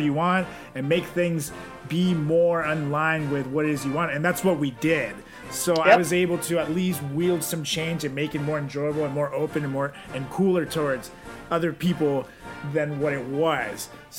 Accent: Venezuela; oh, hey, I'm from Venezuela.

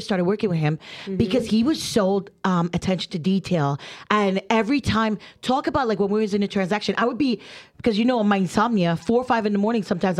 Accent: Trinidad & Tobago; I'm Trinidadian, and like the West Indies, that was like growing up

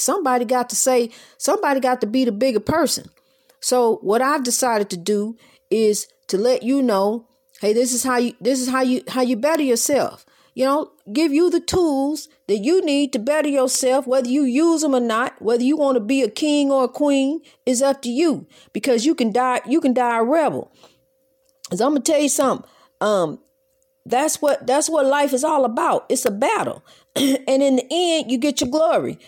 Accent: United States; My parents were born here, and I was born here, so I am therefore American

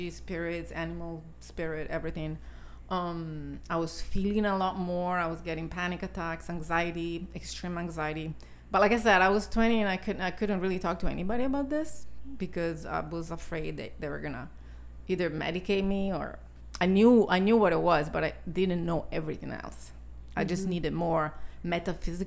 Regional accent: Italy; moved away; I was born and raised in Italy

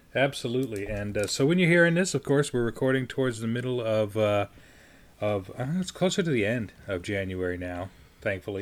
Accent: Colorado Springs, Colorado, United States; my hometown in Colorado Springs

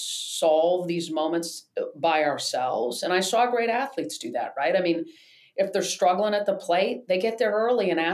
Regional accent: East Lansing, Michigan, United States; growing up in Michigan

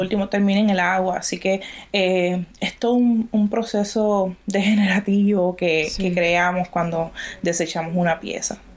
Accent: Puerto Rico; mi país

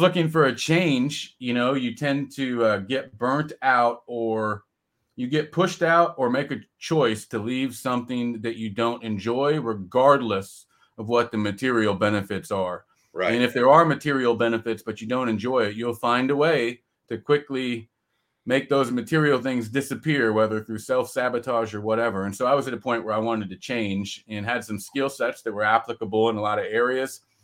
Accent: California, United States; moved away; I grew up in California

